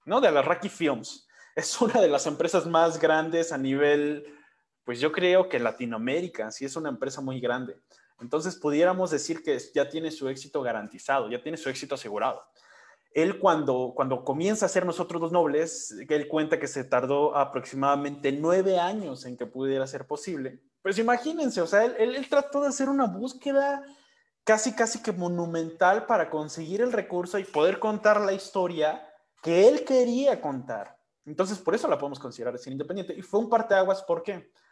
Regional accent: Mexico; nosotros como mexicanos

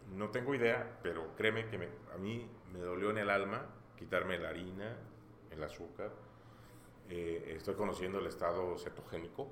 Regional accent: Mexico; Como buen mexicano

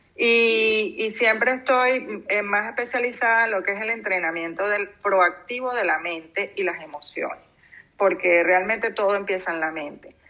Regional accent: Venezuela; moved away as an adult; now in Canary Islands, Spain; Yo tengo poco tiempo aquí en Canarias eh, yo soy venezolana

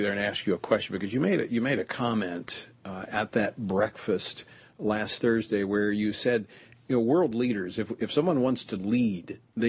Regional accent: Baton Rouge, Louisiana, United States; my hometown of Baton Rouge

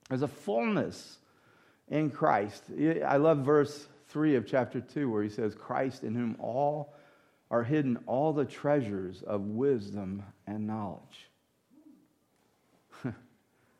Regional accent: United States; also born or lived in Louisiana / Mississippi; now in New York, United States; I didn't grow up in New York. I grew up in Mississippi and Louisiana.

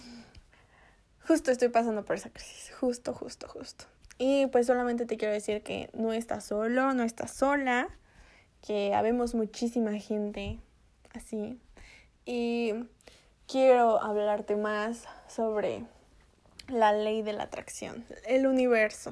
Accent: Mexico; moved away as an adult; now in United States; Si me regreso a México, las cosas en México, en mi país, ya están mejorando

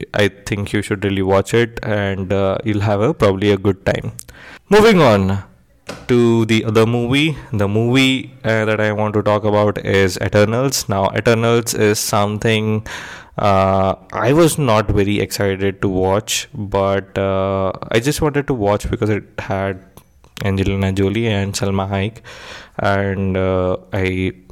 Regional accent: India; me being Indian

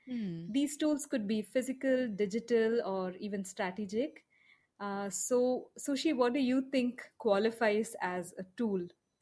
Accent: India

